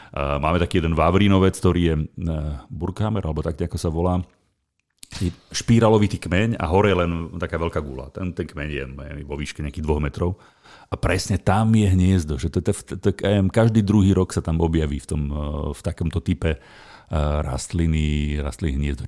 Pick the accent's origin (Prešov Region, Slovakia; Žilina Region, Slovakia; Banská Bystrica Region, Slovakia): Banská Bystrica Region, Slovakia; Nová Baňa; moved away; ja som bol doma v Novej Báni